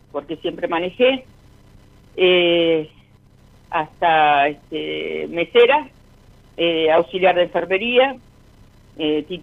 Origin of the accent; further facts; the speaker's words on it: Lanús, Buenos Aires Province, Argentina; also born or lived in Palermo; De Lanús.